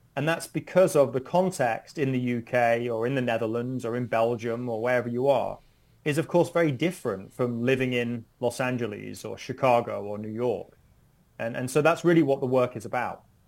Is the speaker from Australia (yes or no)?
no; United Kingdom; moved away as an adult; now in United States; I'm originally from the United Kingdom